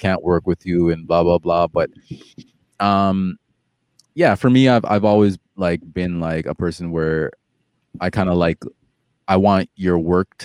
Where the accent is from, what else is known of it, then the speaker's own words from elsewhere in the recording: Toronto, Ontario, Canada; also born or lived in Jamaica; I came here when I was young